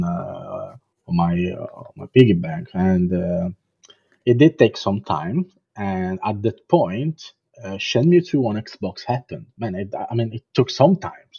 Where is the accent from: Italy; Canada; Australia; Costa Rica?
Italy; Southern Italy; English is a second language; moved away as an adult; now in London, United Kingdom; I'm from Italy, so I was living in south of Italy at that point